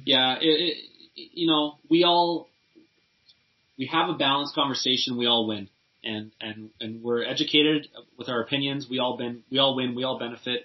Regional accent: Canada; as a Canadian

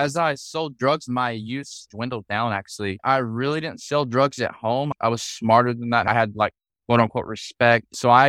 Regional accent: Tennessee, United States; Well, I grew up in a really small town. There was four red lights, a bunch of funeral homes and some bars.

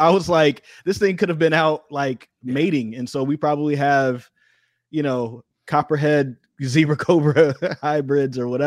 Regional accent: Missouri, United States; now in North Carolina, United States; I'm from Missouri.

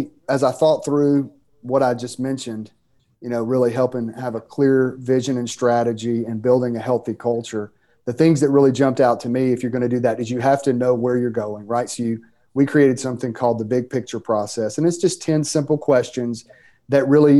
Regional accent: Mississippi, United States; start a church planting network years ago called 242 Network in the state of Mississippi. You can tell by my accent that where I'm from.

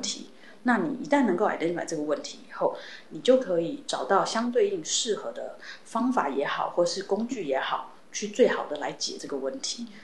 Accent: Taiwan; moved away as an adult; also born or lived in United States; 毕竟我在台湾长大，那我的家人跟其实是都在台湾的

